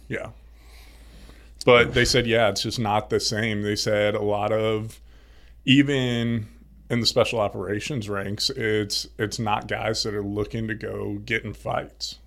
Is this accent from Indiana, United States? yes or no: yes; Indianapolis, Indiana, United States; moved away as an adult; also born or lived in Florida; Grew up in Indianapolis, Indiana. Midwest.